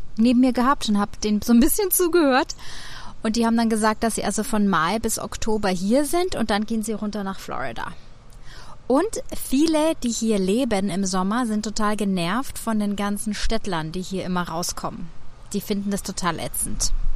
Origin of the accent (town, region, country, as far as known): Germany; born or raised there; moved away as an adult; also born or lived in Munich / London; now in New York, United States